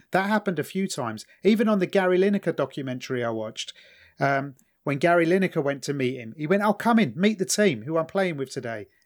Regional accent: England, United Kingdom; in England, 'cause of our sense of fair play and 'cause we're English

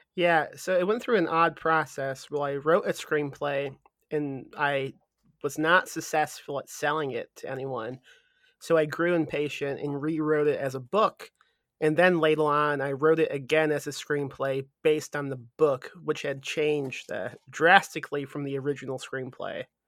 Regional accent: Midwest, United States; now in San Antonio, United States; I'm from the Midwest, and we had snow like it w, was when I was a kid in the Midwest

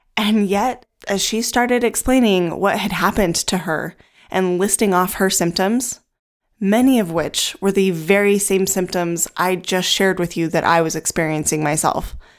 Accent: United States; the U S, where I'm from

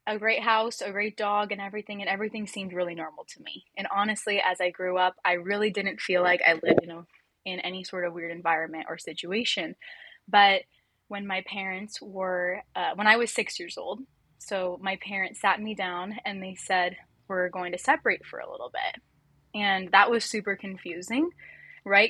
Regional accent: Orange County, California, United States; I grew up in Orange County, California

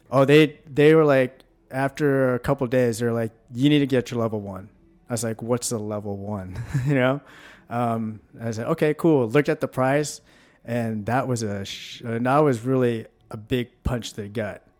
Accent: Washington, United States; also born or lived in Tulsa, Oklahoma; now in College Station, United States; I grew up in Washington State

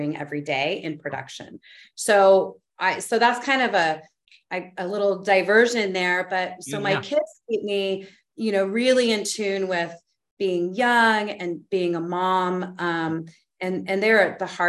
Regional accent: New Mexico, United States; moved away; I'm from New Mexico, which is also really a deep part of, it's my soul place. My family's been there for hundreds of years

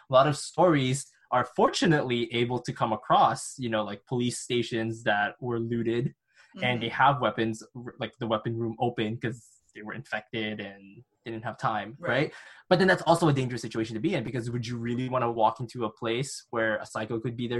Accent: Canada; I come from Canada.

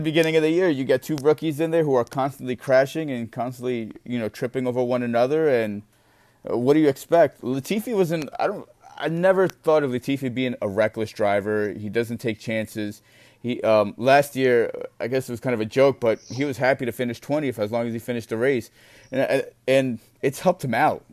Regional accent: United States; as an American

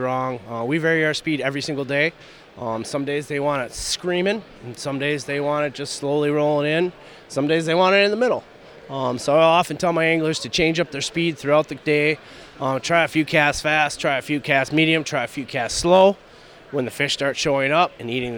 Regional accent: Hayward, Wisconsin, United States; I'm from the Hayward area

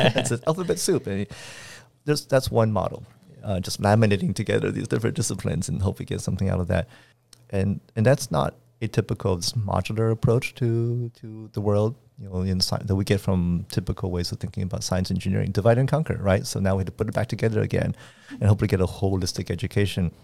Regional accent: Washington, District of Columbia, United States; moved away; also born or lived in Arizona / Montreal; I was born in Washington, D C

